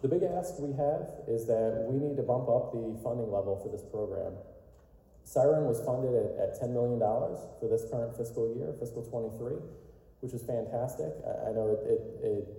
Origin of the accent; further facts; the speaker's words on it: Virginia, United States; I'm from Virginia. I live in the DC metro area